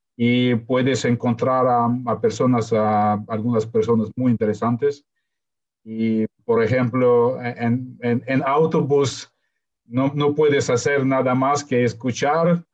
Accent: Ukraine; first language Russian; Spanish is a second language; yo nací en Ucrania

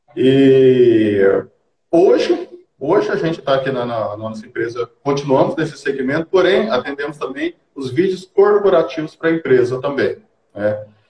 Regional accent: Colorado do Oeste, Rondônia, Brazil; eu nasci aqui em Colorado do Oeste mesmo, né? É, uhum. Nascido e criado aqui na terrinha

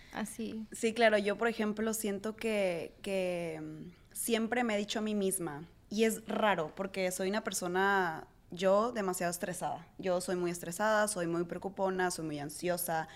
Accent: Mazatlán, Sinaloa, Mexico; born or raised there; moved away as an adult; also born or lived in New York; now in Mazatlán, Mexico

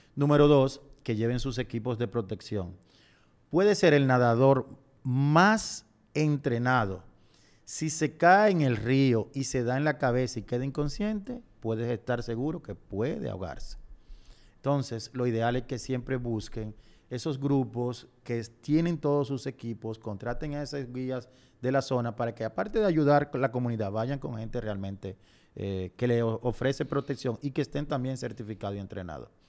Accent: Dominican Republic; nuestra montaña más alta del Caribe

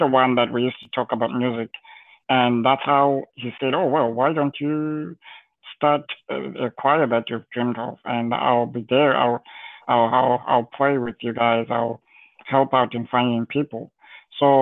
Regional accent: Zimbabwe; moved away; growing up in Zimbabwe, at the time, maybe now things have changed, I haven't been there in a while

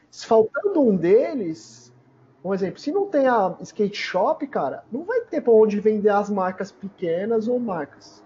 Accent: São Paulo, Brazil; Eu sou da região de, da Zona Leste, né? Arthur Alvim, Zona Leste, São Paulo

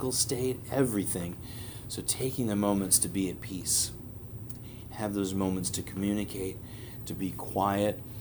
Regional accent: New York City, New York, United States; I'm a New Yorker. I grew up in New York City

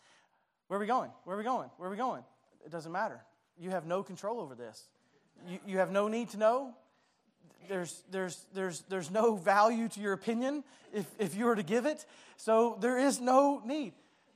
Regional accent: Dalton, Georgia, United States; I remember as a kid, I grew up in Dalton, so we were very close to Tennessee and Chattanooga

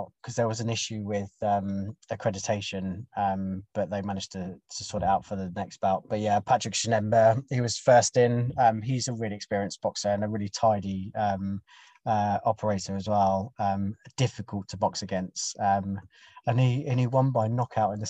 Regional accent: United Kingdom; I'm British as well

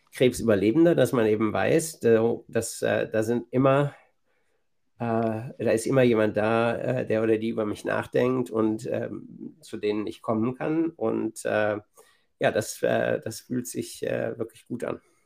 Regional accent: Bielefeld, North Rhine-Westphalia, Germany; moved away as an adult; also born or lived in Massachusetts, United States; now in Boston, United States; in meiner Heimatstadt Bielefeld

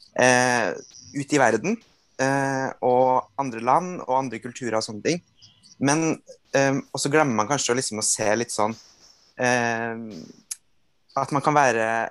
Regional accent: Trøndelag, Norway; Jeg er fra Trøndelag

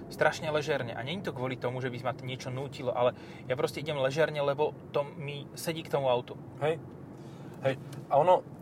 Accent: Stropkov, Prešov Region, Slovakia; V tomto som trochu, zo Stropkova.

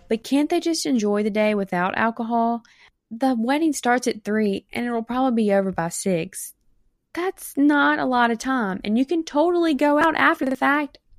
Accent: South Mississippi, United States; accent: Mississippi accent; I'm from South Mississippi in the United States.

